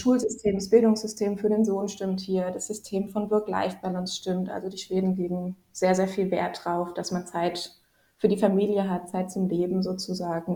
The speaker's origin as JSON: {"language": "German", "region": "Rhineland-Palatinate", "country": "Germany", "tie": "born or raised there", "also_born_or_lived": "Helsinki, Finland / Djibouti / Dresden, Germany", "moved": "as an adult", "lives_now": "Sweden", "said": "ich komme gebürtig aus äh, Rheinland-Pfalz, also aus mhm. der schönen Pfalz sozusagen, mitten aus den Weinbergen"}